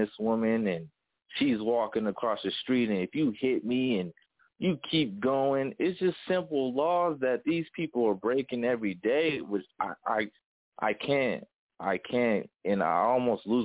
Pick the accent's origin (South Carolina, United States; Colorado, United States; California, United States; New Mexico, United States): Colorado, United States; Denver; my city where I'm from Denver, Colorado